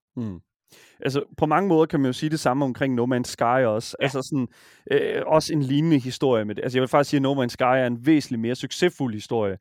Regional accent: Horsens, Central Denmark Region, Denmark; jeg er fra Horsens, jeg kommer fra Horsens

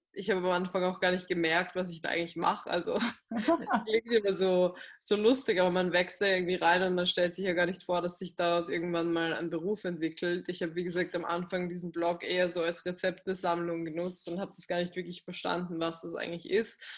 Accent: Graz, Styria, Austria; moved away as an adult; now in Vienna, Austria; in meiner Heimatstadt, also in Graz, das ist in Südösterreich

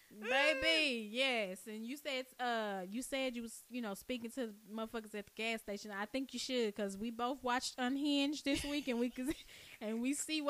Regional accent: Dallas, Texas, United States; when you growing up in Oak Cliff

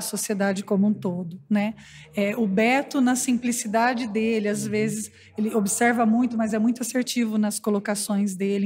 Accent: Paulínia, São Paulo, Brazil; nós somos de Pauline

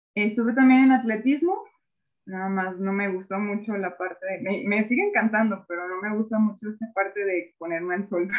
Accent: Mexico; como mexicanos al enfrentarnos con esas limitaciones

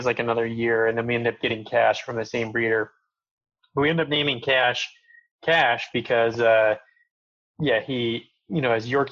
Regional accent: Coal Creek Canyon, Colorado, United States; I grew up in Coal Creek Canyon

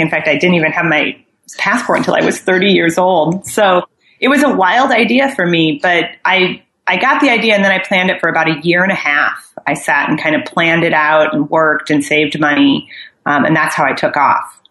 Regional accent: Midwest, United States; moved away as an adult; also born or lived in New York; I think I'm from the Midwest originally, but I moved out. I moved all around the United States for my career

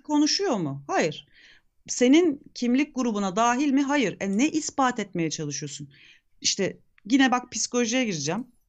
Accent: Turkey; Bugün bizim ülkemizin

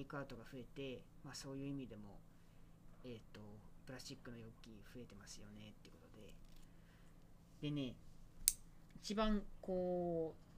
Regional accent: Kobe, Hyogo, Japan; moved away; 地元が神戸

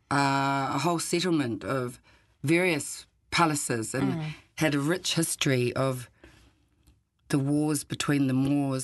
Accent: New Zealand; moved away as an adult; also born or lived in Warsaw / Granada; I'd lived, growing up in New Zealand

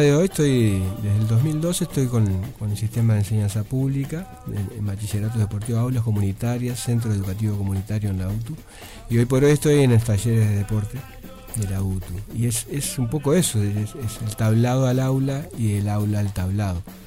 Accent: Nueva Palmira, Colonia, Uruguay; yo, soy de Nueva Palmira

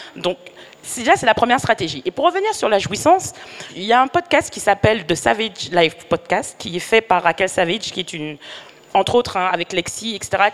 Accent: Martinique; je suis martiniquaise

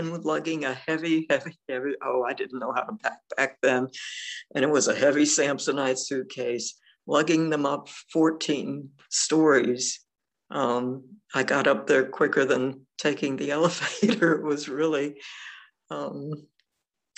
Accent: Florida, United States; growing up in Florida

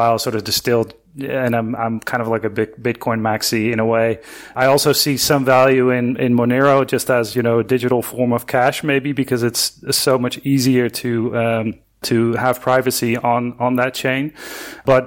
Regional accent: Netherlands; moved away as an adult; now in Argentina; I'm originally from the Netherlands, and I moved here in 2005. To Argentina

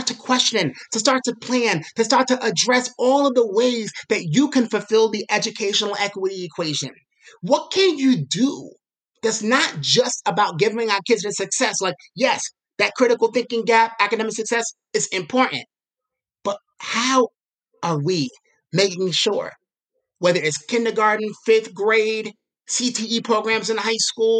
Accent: New York City, New York, United States; a person that's growing up in Brooklyn

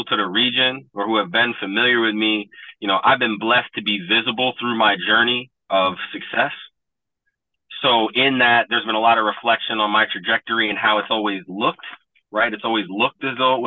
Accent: Troy, New York, United States; When I grew up in Troy

